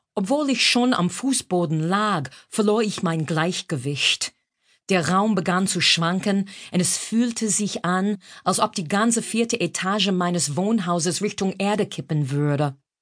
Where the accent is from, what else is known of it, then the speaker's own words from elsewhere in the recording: Brockton, Massachusetts, United States; also born or lived in New York; now in Berlin, Germany; Ich komme aus Brockton, Massachusetts, einem Vorort von Boston